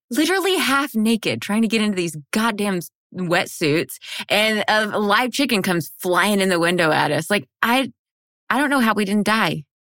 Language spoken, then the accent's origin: English; United States; I'm white and from America